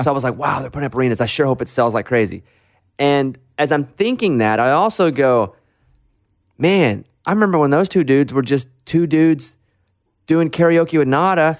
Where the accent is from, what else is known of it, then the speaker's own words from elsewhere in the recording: Arkansas, United States; we all come from Arkansas